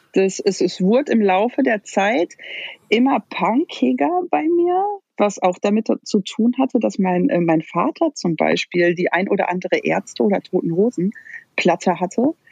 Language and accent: German; Sauerland, North Rhine-Westphalia, Germany; moved away as an adult; also born or lived in Dortmund; Ich bin äh, im Sauerland ganz beschaulich groß geworden.